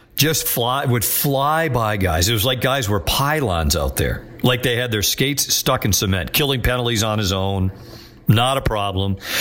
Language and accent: English; New England, United States; I'm from New England.